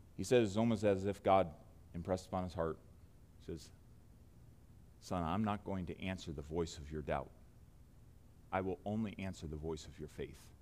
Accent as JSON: {"language": "English", "country": "United States", "said": "as an American"}